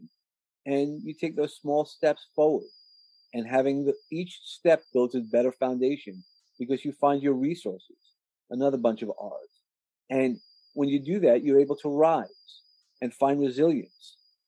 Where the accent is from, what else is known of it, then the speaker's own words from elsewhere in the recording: New York, United States; I come from New York